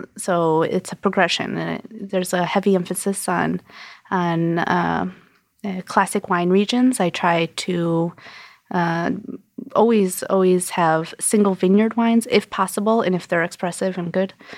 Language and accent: English; Connecticut, United States; moved away as an adult; also born or lived in New York City / Brooklyn; now in New York, United States; I'm from Connecticut. I moved to New York in two thousand